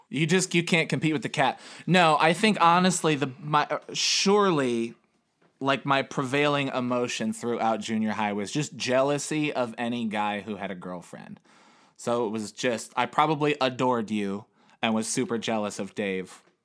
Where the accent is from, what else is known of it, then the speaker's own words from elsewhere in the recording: Chicago, Illinois, United States; I was born in Chicago, Illinois, on November thirteenth, nineteen eighty-six.